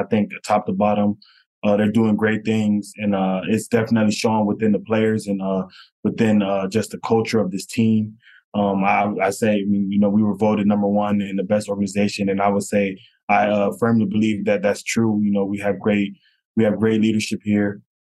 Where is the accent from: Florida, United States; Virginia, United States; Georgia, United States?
Florida, United States; North Miami; So I'm originally from North Miami, Florida, born and raised there. I grew up with a single mom.